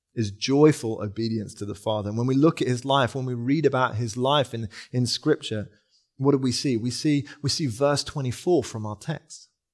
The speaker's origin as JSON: {"language": "English", "region": "England", "country": "United Kingdom", "also_born_or_lived": "London", "said": "we're English"}